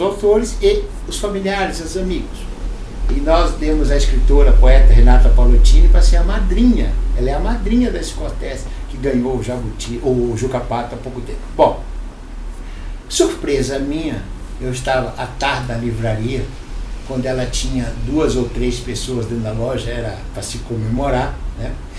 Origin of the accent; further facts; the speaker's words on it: Fortaleza, Ceará, Brazil; now in São Paulo, Brazil; eu nasci em Fortaleza, sou o único cearense da família, mas nasci por acaso